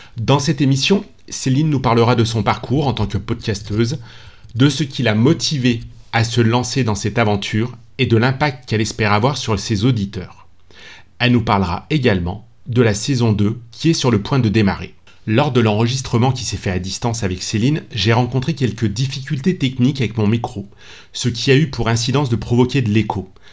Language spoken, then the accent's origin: French; Lyon, Auvergne-Rhône-Alpes, France; on est tous les deux originaires de la ville de Lyon